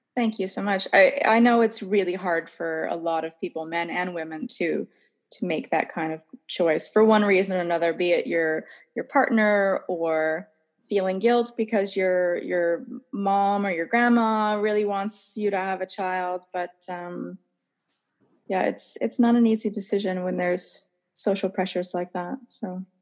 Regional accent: Massachusetts, United States; moved away as an adult; now in Sweden; I'm from Cowtown, Massachusetts, middle of nowhere, I always say Boston because it's the closest big city.

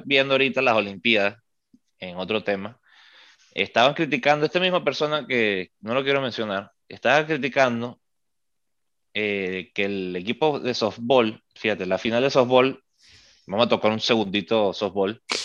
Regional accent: Venezuela; now in United States

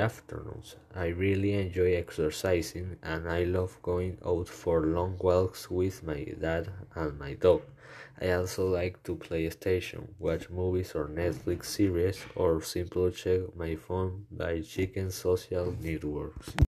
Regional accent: Caracas, Capital District, Venezuela; I was born in Caracas on February 25, 2005. I live in the Los Naranjos urbanization in a building that has a beautiful view of the entire city of Caracas.

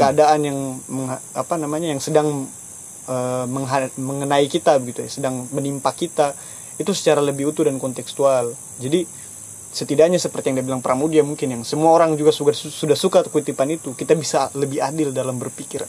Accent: Baubau, Southeast Sulawesi, Indonesia; saya orang bau-bau sini, tapi orang tua saya asli Kaledupa dua-duanya

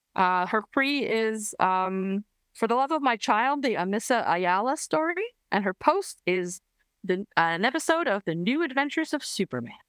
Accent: Canada; I'm Canadian

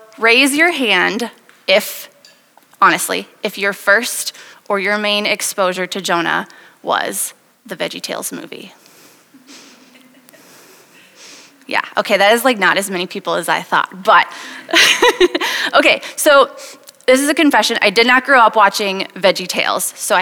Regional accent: Wisconsin, United States; moved away as an adult; now in Iowa City, United States; I am originally from Wisconsin, and I moved to Iowa City 6 years ago to go to medical school

